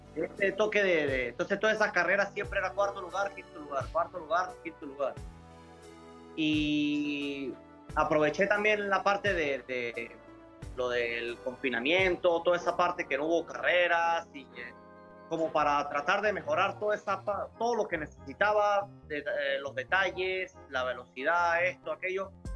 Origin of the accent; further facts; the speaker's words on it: Mérida, Venezuela; now in Spain; yo soy de Mérida, que es una zona andina